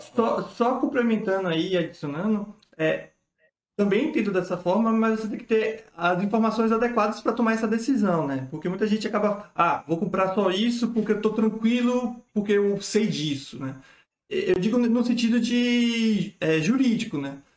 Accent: Brazil

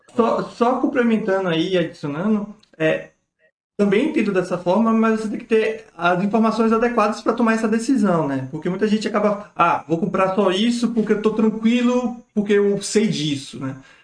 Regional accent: Brazil

